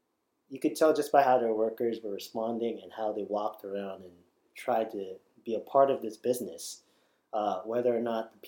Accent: Philippines; traveling to the Philippines was kind of eye-opening because I did grow up there. I wasn't well off in the Philippines. My favorite toy was a bicycle tire and a stick.

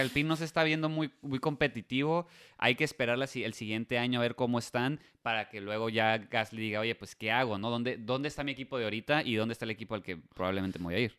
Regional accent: Mexico; nosotros como mexicanos

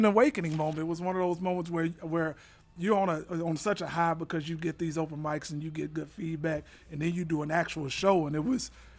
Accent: Little Rock, Arkansas, United States; moved away; also born or lived in Memphis, Tennessee; No, I'm originally from Little Rock.

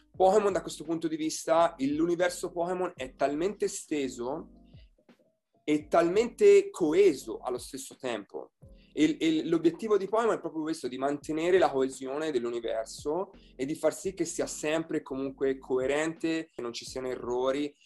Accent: Italy; moved away as an adult; also born or lived in Florida, United States / Tucson, United States / Las Vegas, United States; now in Seattle, United States; Sono partito dall'Italia e insegnavo italiano

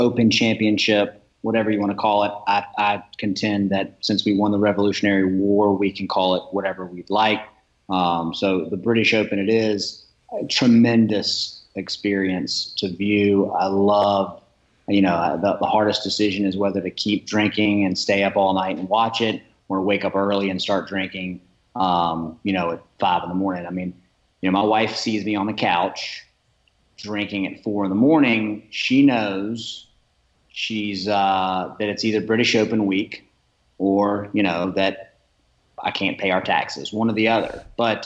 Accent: Augusta, Georgia, United States; now in Columbia, United States; Columbia, South Carolina, born in Augusta, Georgia, home of the greatest golf tournament in the world

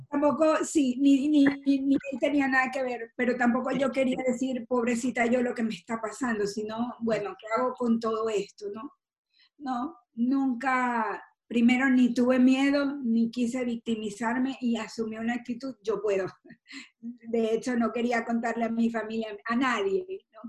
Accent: Maracaibo, Zulia, Venezuela; como buena maracucha

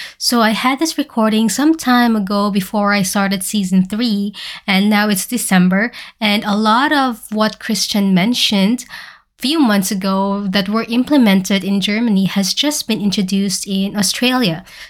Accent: Philippines; So currently, the Philippines, my home country, has been hit by a massive Category 5 typhoon named Odette

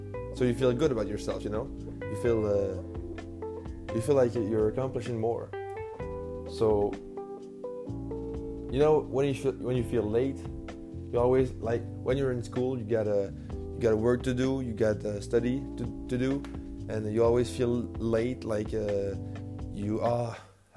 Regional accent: New Brunswick, Canada; English is a second language; moved away as an adult; now in Quebec City, Canada; I'm a French guy from New Brunswick, Canada

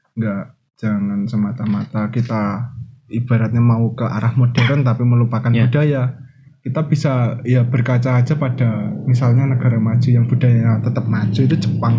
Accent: Wonogiri, Central Java, Indonesia; Dari Wonogiri

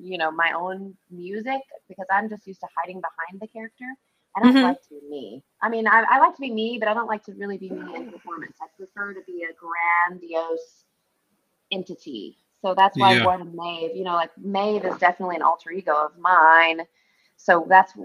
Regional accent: Kentucky, United States; I'm from Kentucky

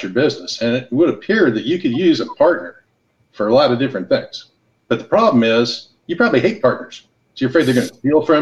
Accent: Los Angeles, California, United States; moved away; also born or lived in Hawaii; I grew up in Los Angeles and Hawaii

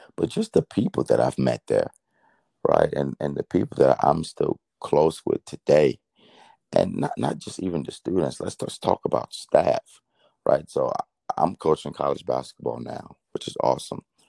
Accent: Miami, Florida, United States; also born or lived in Nigeria; being from Miami

